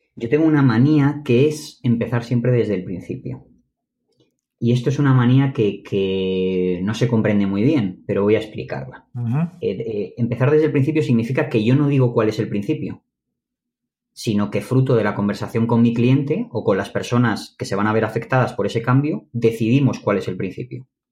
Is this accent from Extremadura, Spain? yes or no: no; Madrid, Community of Madrid, Spain; Yo soy de Madrid